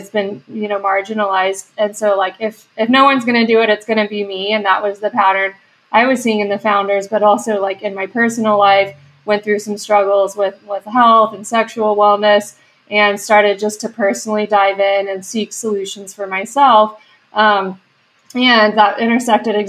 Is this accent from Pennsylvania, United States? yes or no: no; West Texas, United States; moved away; I'm originally from West Texas, had no exposure to startups there